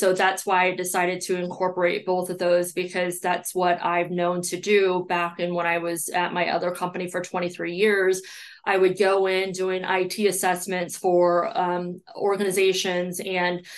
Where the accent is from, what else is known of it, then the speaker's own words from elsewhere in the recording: Belleville, Illinois, United States; I grew up in Belleville, Illinois, which is right across the river. It's probably about 15 minutes from downtown St. Louis. That is where I was born and raised